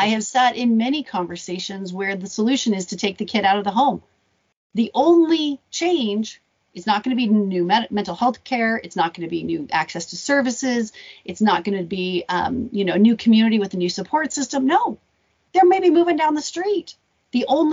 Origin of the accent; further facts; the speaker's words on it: Arizona, United States; I grew up in Arizona